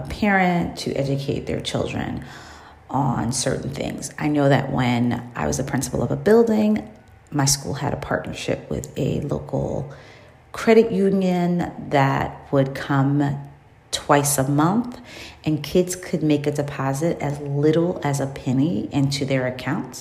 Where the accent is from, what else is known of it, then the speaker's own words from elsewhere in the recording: New York City, New York, United States; as a child growing up in New York City